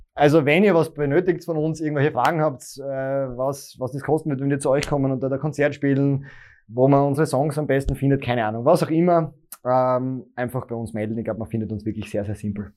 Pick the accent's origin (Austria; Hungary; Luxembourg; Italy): Austria; Graz surroundings, Styria; ich komme ja eigentlich nicht aus Graz, sondern Grazer Umland